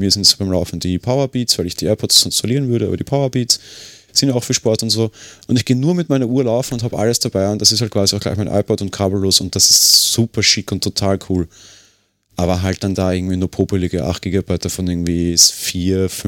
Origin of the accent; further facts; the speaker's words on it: Austria; Sie kann für mich hier als Österreicher nicht viel mehr